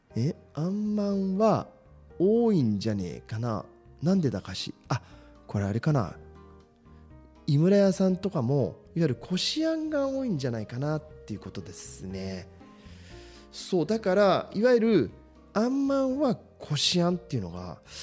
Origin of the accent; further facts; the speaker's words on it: Shizuoka, Japan; 同じく清水出身ですけど